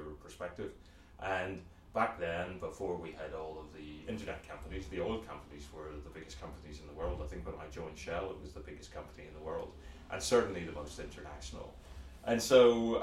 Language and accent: English; Belfast, Northern Ireland, United Kingdom; moved away as an adult; as you can probably tell from the funny accent, I grew up in Belfast, Northern Ireland